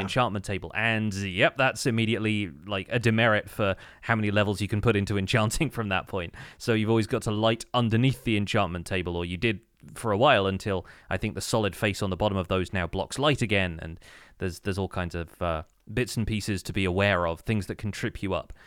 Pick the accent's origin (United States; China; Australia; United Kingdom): United Kingdom; as a British person